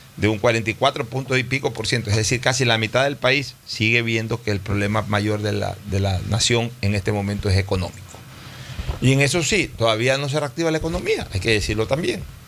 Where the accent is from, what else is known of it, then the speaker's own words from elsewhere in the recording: Ecuador; como ecuatoriano